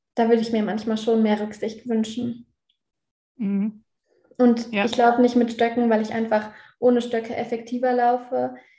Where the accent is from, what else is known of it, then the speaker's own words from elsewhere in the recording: Innsbruck, Tyrol, Austria; in Innsbruck hier in meinem Heimatort